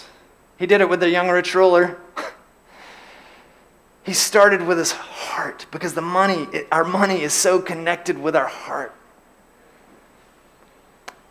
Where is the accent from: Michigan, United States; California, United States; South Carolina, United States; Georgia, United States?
Georgia, United States; LaGrange; I grew up in LaGrange, Georgia, and in LaGrange, Georgia, we have a lake